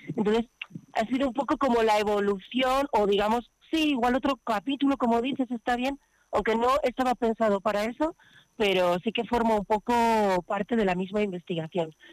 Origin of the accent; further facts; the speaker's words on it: Covarrubias, Castile and León, Spain; also born or lived in Madrid; now in Barcelona, Spain; yo en realidad soy de Covarrubias